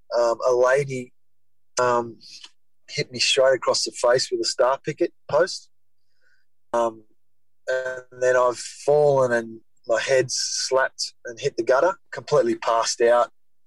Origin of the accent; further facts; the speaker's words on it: Taree, New South Wales, Australia; I spent 2 weeks, I think, in my hometown.